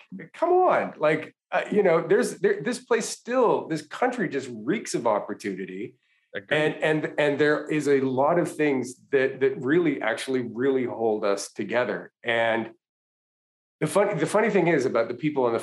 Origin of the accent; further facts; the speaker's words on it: Canada; moved away as an adult; now in United States; I was born in Canada, raised in Canada, went to undergrad in Canada